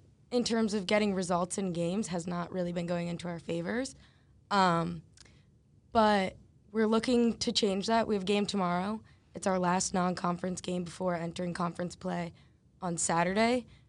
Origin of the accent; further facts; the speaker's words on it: Columbus, Ohio, United States; I play left back, opposite of Frank, and I am a junior and from Columbus, Ohio.